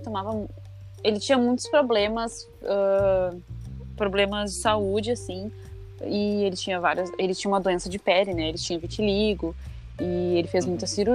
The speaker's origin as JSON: {"language": "Portuguese", "town": "Porto Alegre", "region": "Rio Grande do Sul", "country": "Brazil", "tie": "born or raised there", "also_born_or_lived": "Alvorada", "said": "eu nasci em Porto Alegre e sigo morando aqui"}